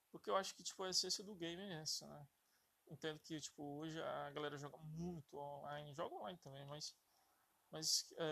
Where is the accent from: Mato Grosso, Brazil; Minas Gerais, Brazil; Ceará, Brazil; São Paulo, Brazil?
Ceará, Brazil; Fortaleza; é... sou de Fortaleza, certo?